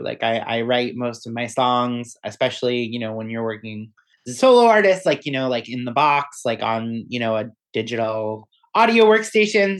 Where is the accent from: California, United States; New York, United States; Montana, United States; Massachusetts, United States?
Massachusetts, United States; Weymouth; we're all from Weymouth, Massachusetts, which is on the south shore of Boston